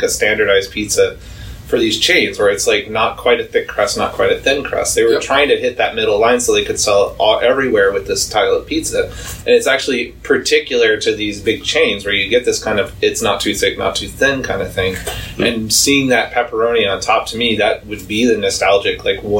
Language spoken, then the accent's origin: English; Texas, United States; moved away; there was a pizza that was trending for a little while in my hometown in Texas